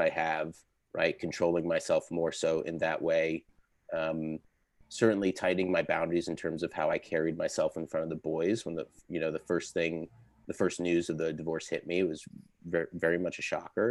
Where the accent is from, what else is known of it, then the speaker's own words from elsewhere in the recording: Connecticut, United States; moved away; I grew up in Connecticut. I'm from New England